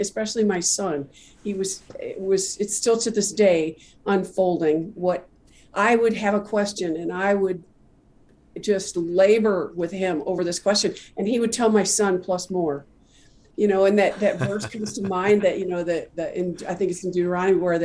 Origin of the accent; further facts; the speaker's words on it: Midwest, United States; now in Dallas, United States; I was not from Dallas, so I was raised in a little town in the Midwest